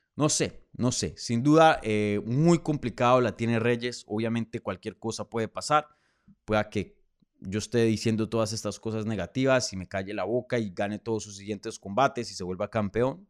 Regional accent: Colombia; desde mi tierra. Saludos desde Bogotá, Colombia

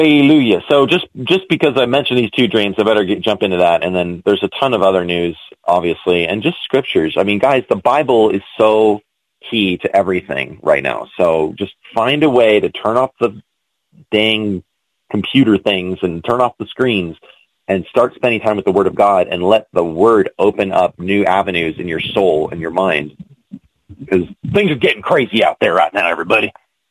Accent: United States; also born or lived in China; as an American in China

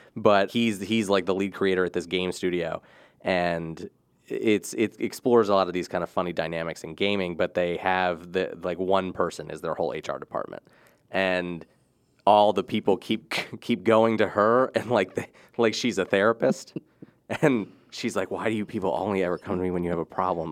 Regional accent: Rising Sun, Maryland, United States; I grew up in Rising Sun

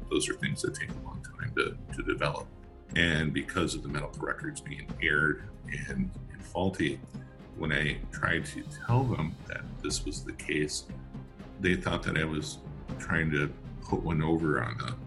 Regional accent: Madison, Wisconsin, United States; I grew up in Madison, Wisconsin

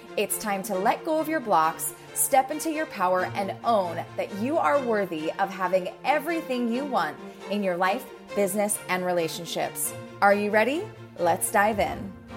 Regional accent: Baltimore, Maryland, United States; also born or lived in New York; now in California, United States; I am originally from Baltimore

